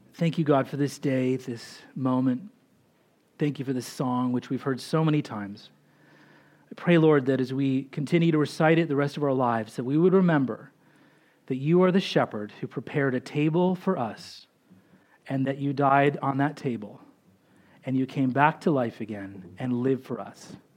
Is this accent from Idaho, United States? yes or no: yes; Boise, Idaho, United States; we grew up in Boise, Idaho